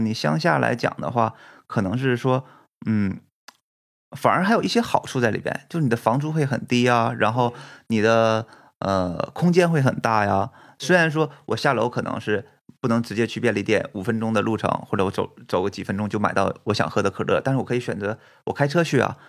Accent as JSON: {"language": "Chinese", "town": "Fushun", "region": "Liaoning", "country": "China", "tie": "born or raised there", "moved": "as an adult", "lives_now": "Japan", "said": "我是在东北出生的，我们，我是沈阳旁边的一个城市叫抚顺市"}